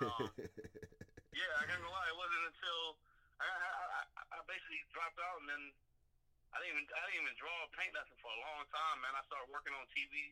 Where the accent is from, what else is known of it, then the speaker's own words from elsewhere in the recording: Atlanta, Georgia, United States; I'm from East Atlanta